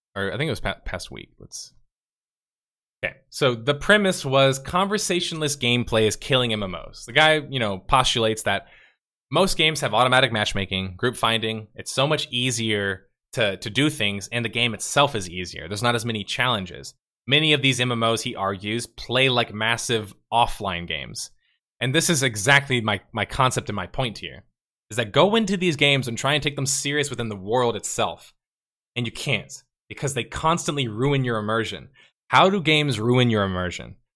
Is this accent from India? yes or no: no; United States; As an American